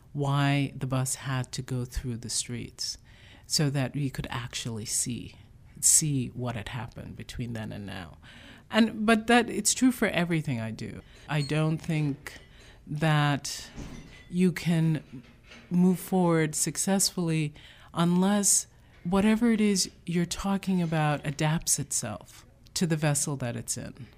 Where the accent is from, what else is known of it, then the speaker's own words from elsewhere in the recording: New York City, New York, United States; also born or lived in Jamaica; I grew up in the Bronx, but not in the South Bronx. I was born in Jamaica